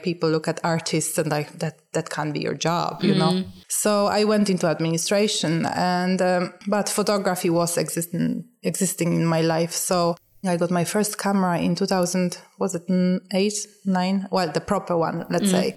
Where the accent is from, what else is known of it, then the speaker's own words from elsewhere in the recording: Poland; moved away as an adult; now in Ireland; I am originally from Poland. I came to Ireland in 2006.